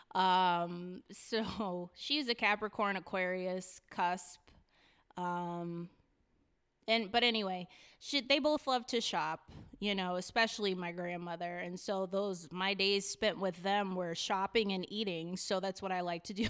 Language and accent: English; Hartford, Connecticut, United States; also born or lived in Newington; I was raised around Hartford, specifically the North End, 'cause my family, all my family is from there